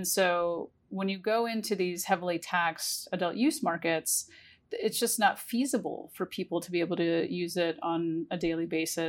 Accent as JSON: {"language": "English", "region": "New York", "country": "United States", "said": "And now, as a New Yorker and the East Coast coming online"}